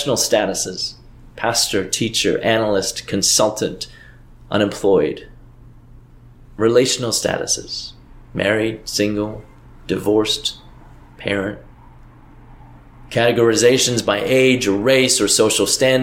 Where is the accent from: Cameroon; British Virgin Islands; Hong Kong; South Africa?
Hong Kong; now in United States; my parents and my hometown, half the world away